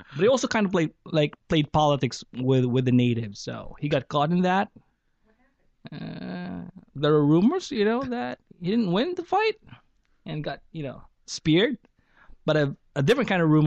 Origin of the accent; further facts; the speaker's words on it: Philippines; moved away as an adult; now in New York, United States; I was born and raised in the Philippines